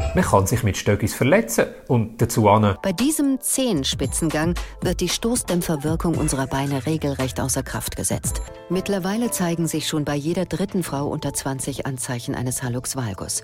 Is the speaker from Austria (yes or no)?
no; Switzerland; bei uns in der Schweiz